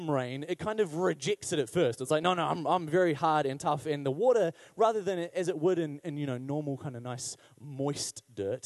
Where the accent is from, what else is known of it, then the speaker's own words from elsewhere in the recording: Wellington, New Zealand; growing up in Wellington